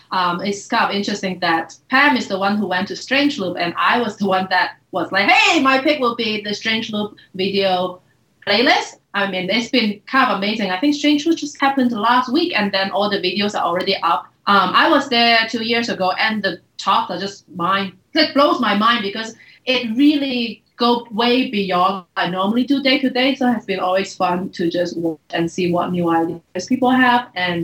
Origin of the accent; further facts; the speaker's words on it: Hong Kong; Though I grew up in Hong Kong, so folks...